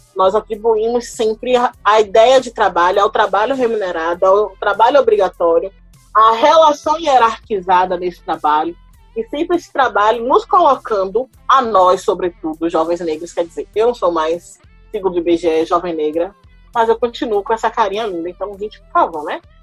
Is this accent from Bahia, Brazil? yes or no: yes; Salvador, Bahia, Brazil; eu sou de Salvador, Bahia